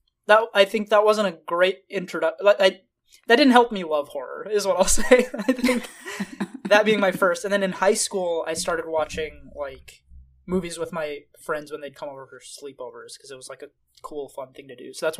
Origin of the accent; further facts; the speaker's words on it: San Jose, California, United States; I grew up in South San Jose